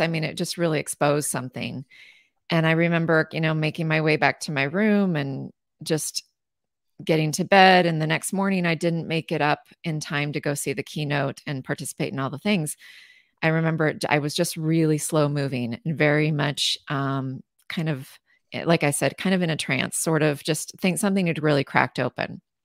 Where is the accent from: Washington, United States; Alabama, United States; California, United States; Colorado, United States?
Washington, United States; Southeastern; I'm from Southeastern Washington, very uh, hot summers. It is desert. It is not like Seattle at all